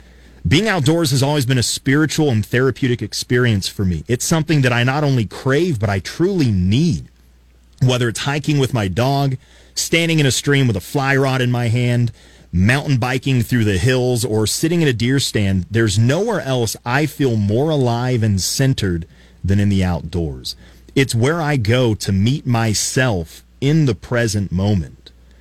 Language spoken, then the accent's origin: English; Colorado Springs, Colorado, United States; I grew up in Colorado Springs, just a couple of miles from Garden of the Gods, those beautiful red rock sculptures in Colorado Springs, Colorado.